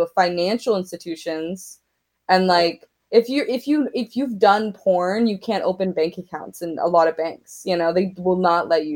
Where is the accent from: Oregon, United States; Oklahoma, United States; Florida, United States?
Oklahoma, United States; as a young queer woman growing up in Oklahoma